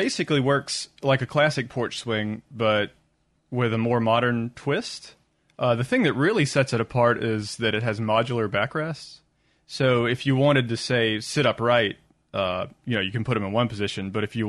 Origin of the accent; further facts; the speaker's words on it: Jackson, Mississippi, United States; No, I'm from Mississippi.